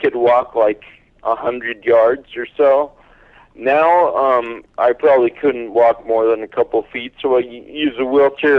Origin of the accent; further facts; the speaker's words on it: Northern California, United States; moved away as an adult; now in Pennsylvania, United States; I grew up in Northern California, and I lived here until about 5 years ago.